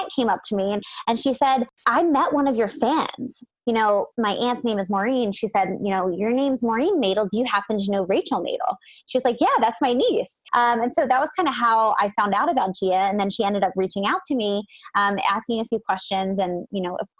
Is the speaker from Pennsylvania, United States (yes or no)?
yes; Pennsylvania, United States; moved away; I'm from Pennsylvania.